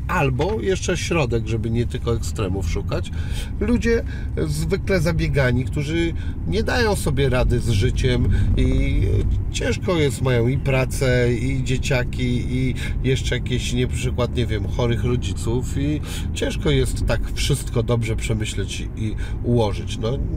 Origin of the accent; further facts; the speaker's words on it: Szczecin, West Pomeranian Voivodeship, Poland; mojego rodzinnego miasta Szczecina